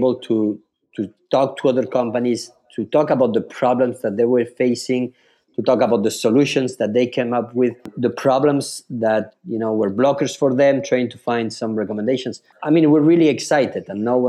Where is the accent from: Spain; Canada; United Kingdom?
Spain; also born or lived in France; So I was born in France 41 years ago. I lived in France 7 years, and then I moved to Spain. So I live all my life in Spain.